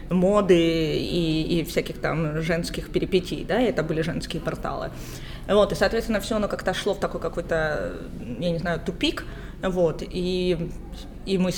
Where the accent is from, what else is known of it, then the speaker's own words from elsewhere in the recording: Ukraine; Слушайте, мне сейчас нравится говорить, что я грузинка, потому что я очень долго не говорила этого. А, позиционировала себя только как украинка